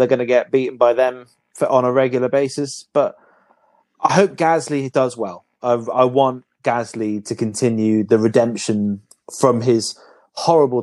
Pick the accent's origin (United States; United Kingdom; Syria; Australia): United Kingdom; We're the Brits.